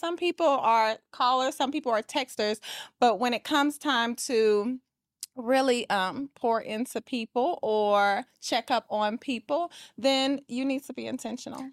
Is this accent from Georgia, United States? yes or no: yes; Atlanta, Georgia, United States; I am from Atlanta, Georgia, and I am a luxury real estate agent